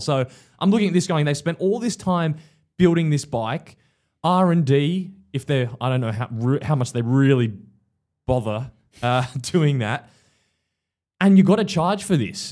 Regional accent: Australia; as an Aussie

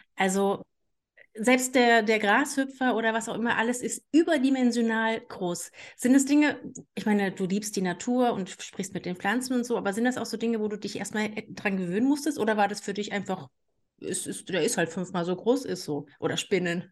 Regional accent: Saxony-Anhalt, Germany; also born or lived in Canary Islands; now in Saxony, Germany; ich bin ja gebürtig aus Sachsen-Anhalt

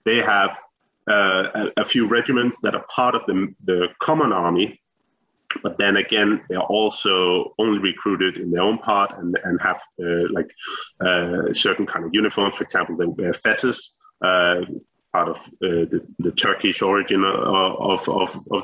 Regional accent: Denmark; I am a historian from Denmark. It's just north of Copenhagen

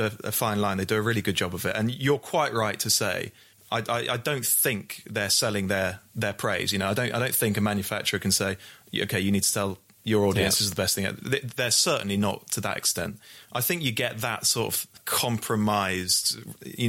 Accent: Bristol, South West England, United Kingdom; I'm a Bristol boy. I'm from Bristol.

